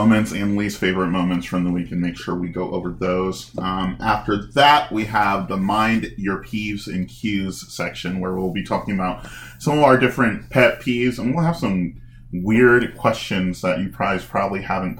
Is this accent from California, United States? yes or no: no; Chicago, Illinois, United States; I'm from Chicago